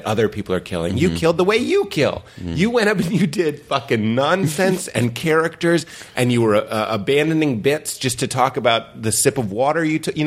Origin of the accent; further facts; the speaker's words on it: Lexington, Massachusetts, United States; moved away as an adult; also born or lived in Chicago; now in New York, United States; I grew up in Lexington, and it's a very white bread suburb, and we used to go into Boston